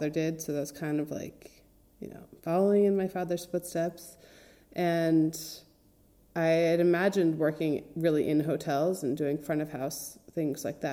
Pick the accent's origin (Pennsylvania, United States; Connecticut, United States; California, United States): Connecticut, United States; moved away as an adult; now in Italy; My parents are from Switzerland, and they moved to Connecticut 6 months before I was born in '87. So I grew up in a very lovely suburb in the tri-state area, 45 minutes outside of New York